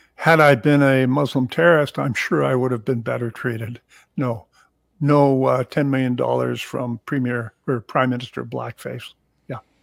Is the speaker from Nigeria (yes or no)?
no; Hamilton, Ontario, Canada; also born or lived in Toronto; I was born in Hamilton, Ontario